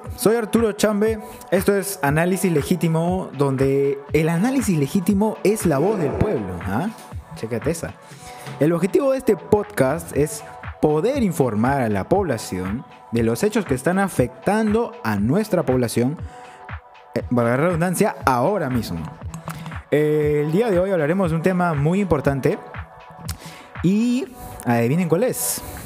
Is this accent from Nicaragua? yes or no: no; Peru; como ciudadanos peruanos